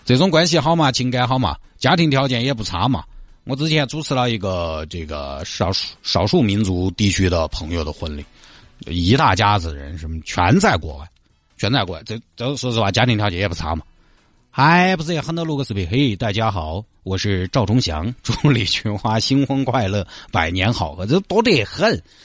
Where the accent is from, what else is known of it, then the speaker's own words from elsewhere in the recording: Sichuan, China; 我们老家那些基本上就在四川境内